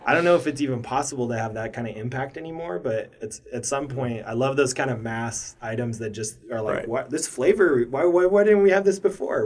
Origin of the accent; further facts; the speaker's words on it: Maryland, United States; now in Portland, United States; I grew up in Maryland uh, through some formative years